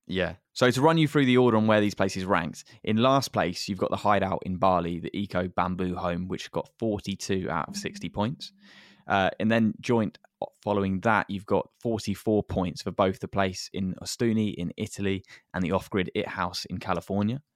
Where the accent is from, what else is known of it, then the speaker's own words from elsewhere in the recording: England, United Kingdom; as English people